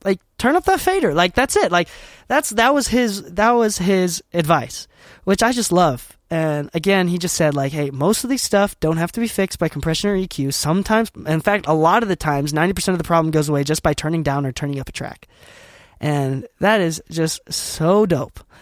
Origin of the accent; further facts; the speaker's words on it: Utah, United States; I'm from Utah, currently based in Utah.